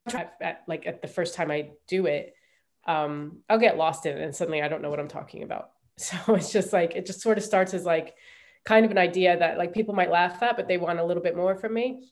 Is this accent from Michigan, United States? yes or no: no; Ohio, United States; moved away as an adult; also born or lived in New York; I grew up in Ohio